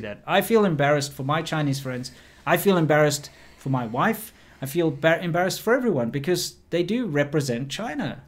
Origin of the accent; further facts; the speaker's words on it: South Africa; moved away; I'm from South Africa